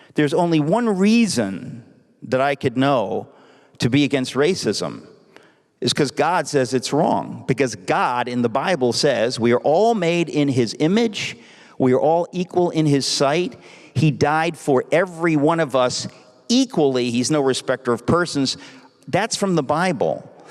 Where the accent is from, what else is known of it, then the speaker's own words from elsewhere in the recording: New York City, New York, United States; I grew up in Queens, New York